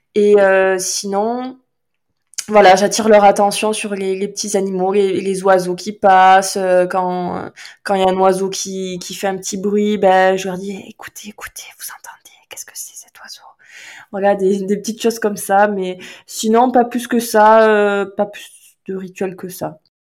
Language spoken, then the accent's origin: French; Landes, Nouvelle-Aquitaine, France; moved away; je suis originaire des Landes